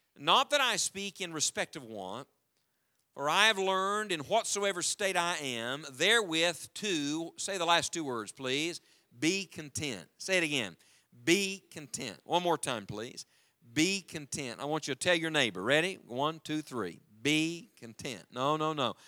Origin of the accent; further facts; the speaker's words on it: the mountains of West Virginia, United States; I was born and raised in the mountains of West Virginia, and as a matter of fact, that's where we live now again with our family